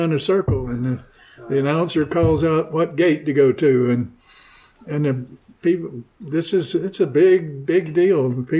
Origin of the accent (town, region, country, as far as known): Shelbyville, Tennessee, United States; born or raised there